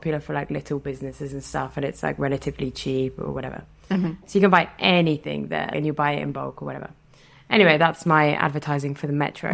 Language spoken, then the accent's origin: English; Reading, South East England, United Kingdom; moved away as an adult; now in France; I'm from Reading